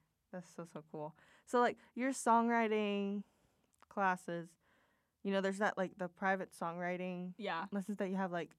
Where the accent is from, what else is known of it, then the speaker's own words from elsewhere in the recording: Puerto Rico; moved away as an adult; I'm Latina. I'm from Puerto Rico.